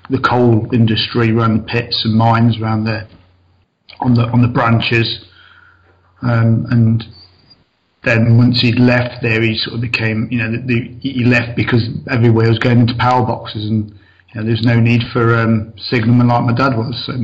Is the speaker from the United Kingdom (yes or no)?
yes; Mansfield, East Midlands, United Kingdom; moved away as an adult; also born or lived in Peterborough; originally I was born just outside Nottinghamshire um, in a place called Mansfield. I grew up there most of my life till about 23. Um, left there, moved over to, over to Peterborough